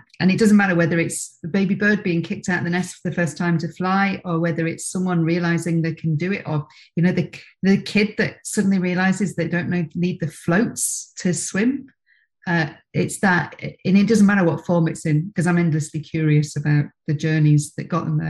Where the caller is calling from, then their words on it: Princes Risborough, South East England, United Kingdom; So I'm in actually rarely sunny Prince's Risborough, which is about an hour north of London, halfway between London and Birmingham.